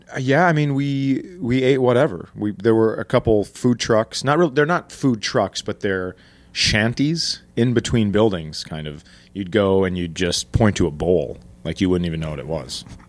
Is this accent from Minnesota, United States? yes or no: yes; Minnesota, United States; I'm from Minnesota, grew up, born and raised